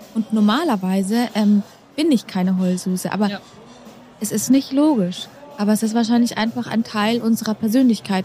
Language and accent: German; Dachau, Bavaria, Germany; Ich bin in Dachau geboren